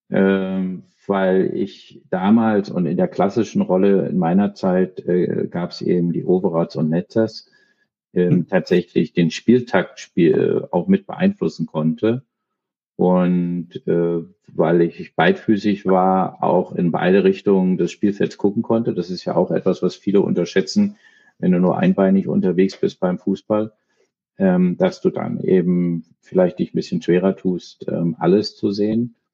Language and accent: German; Berlin, Germany; also born or lived in Copenhagen, Denmark; Ich bin in Berlin geboren, ähm, noch zu Zeiten äh, der Mauer äh, im westlichen Teil der Stadt, bin da auch äh, lange gewesen, habe mal auch woanders zwischenzeitlich familiär bedingt durch meine Eltern äh, gelebt in Kopenhagen, aber äh, bin Berliner